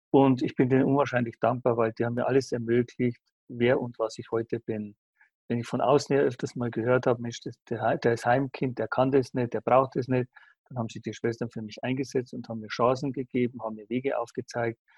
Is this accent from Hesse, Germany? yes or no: no; Aichach, Bavaria, Germany; born there; Ja, ich bin halt äh, im Frauengefängnis in Eichach zur Welt gekommen.